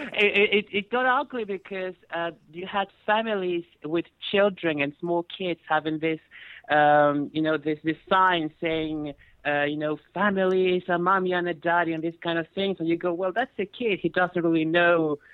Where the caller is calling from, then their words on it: France; I'm calling from France